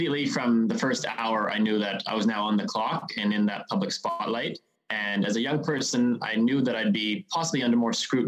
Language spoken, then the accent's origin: English; Qualicum Beach, British Columbia, Canada; I was born and raised in Qualicum Beach, so Qualicum Beach is no stranger to me.